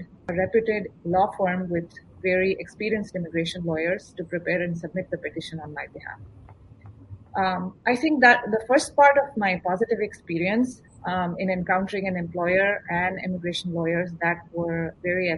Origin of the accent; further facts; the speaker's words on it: India; moved away as an adult; now in United States; visiting my family in India, my home country